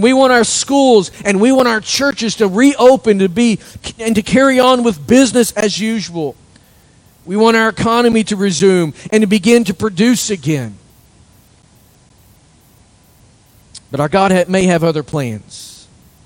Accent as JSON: {"language": "English", "country": "United States", "said": "There's not much life in us as American Christians anymore."}